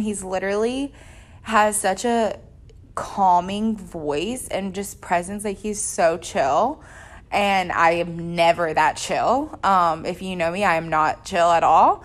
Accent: the South, United States; someone growing up in the South

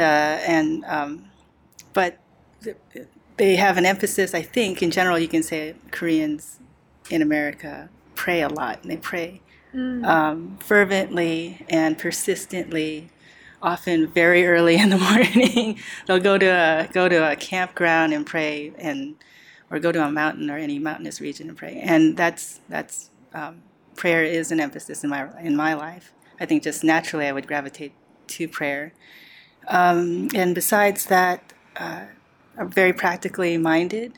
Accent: outside of Chicago, a suburb in Indiana, United States; moved away as an adult; also born or lived in New York City, United States; now in Sydney, Australia; I grew up outside of Chicago, Illinois, in the middle of the United States, and in a suburb in Indiana. It was a small town, about 20,000.

